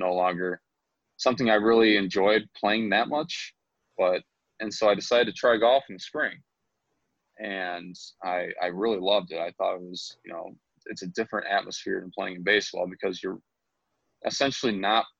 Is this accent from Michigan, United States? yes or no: yes; St. Clair Shores, Michigan, United States; also born or lived in Grosse Pointe / Eastpointe; we got out of East Pointe when I was 4 and moved to St. Clair Shores, and from there I went to Lakeshore in high school, Kennedy Rogers, so I kind of stayed in Lakeshore's district throughout my childhood